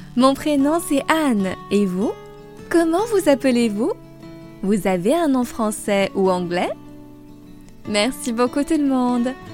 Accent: France; now in Paris, France; je suis française et j'habite à Paris

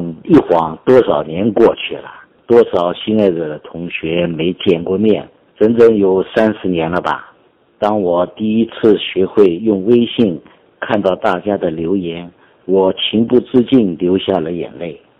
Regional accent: Qingpu, Shanghai, China; moved away as an adult; 我出生在上海，但来自郊区，土里土气。上北大之前，我从未出过远门。

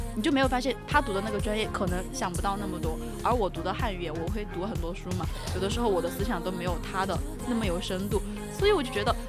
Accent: Sichuan, China; accent: Sichuanese; 我们四川话

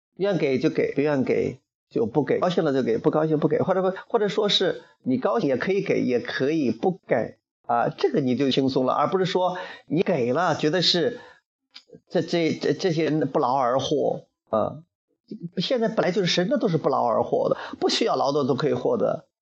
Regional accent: Henan, China; 据说我们河南人有一帮人在深圳很会，

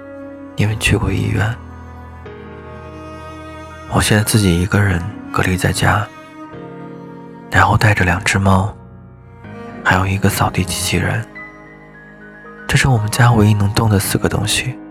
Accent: Liaoning, China; also born or lived in Beijing; now in Wuhan, China; 我在武汉的江夏区，武汉一直在下雨，最近几天有点冷。我是辽宁人，去年八月份之前一直在北京生活

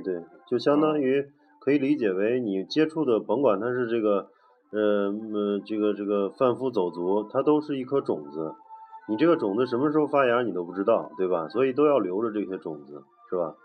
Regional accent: China; 我们中国人

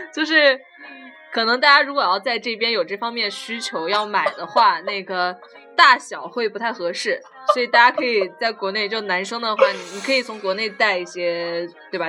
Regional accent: southern China, China; now in Leeds, United Kingdom; 但是我们南方，就我来自一个梅雨季节内裤一个星期都，都晾不干的城市

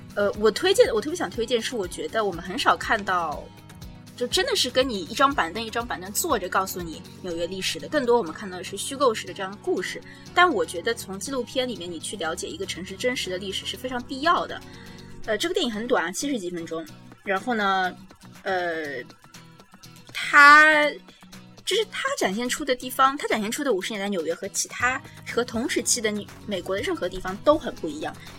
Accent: China; now in New York, United States; 我们中国人

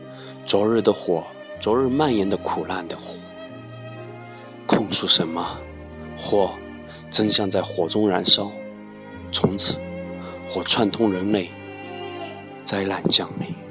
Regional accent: Guizhou, China; 作为一个贵州人，

